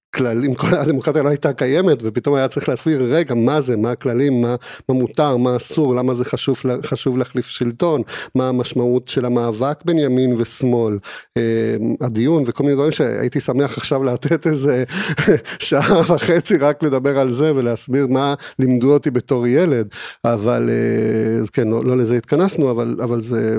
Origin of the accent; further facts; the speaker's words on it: Argentina; Hebrew is a second language; now in Israel; גדלתי במדינה דיקטטורית, וכשהייתי אה, בן שבע, היא עברה להיות שוב דמוקרטיה.